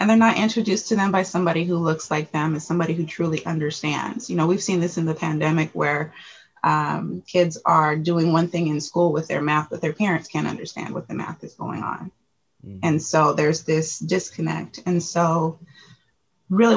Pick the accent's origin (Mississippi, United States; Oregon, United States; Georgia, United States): Oregon, United States; Portland; I am a Portland native of Northeast Portland. So grew up here